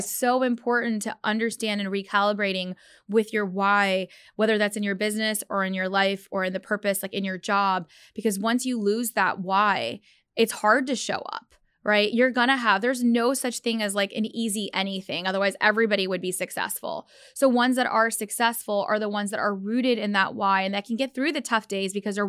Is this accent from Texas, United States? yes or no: yes; Dallas, Texas, United States; Go Cowboys. I grew up in Dallas.